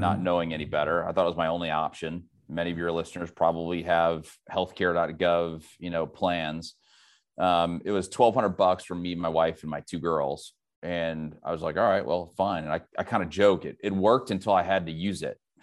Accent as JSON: {"language": "English", "town": "St. Louis", "region": "Missouri", "country": "United States", "also_born_or_lived": "Silicon Valley / Dayton, Ohio", "moved": "yes", "said": "I'm from the Midwest, originally from Saint Louis"}